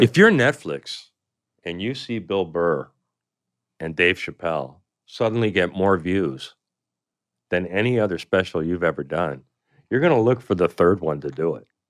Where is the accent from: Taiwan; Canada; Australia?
Canada; I come from Canada